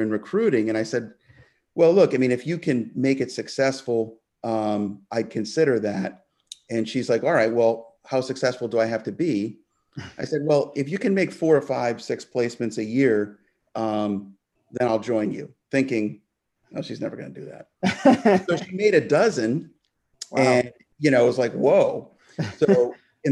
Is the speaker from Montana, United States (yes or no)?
no; Massachusetts, United States; now in Florida, United States; Well, I was born in Massachusetts, and all of my family is still up there and have lived there most of my life.